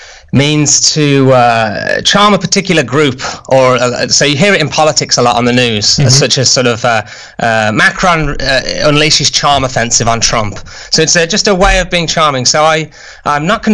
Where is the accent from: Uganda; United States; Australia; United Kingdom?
United Kingdom; as a Brit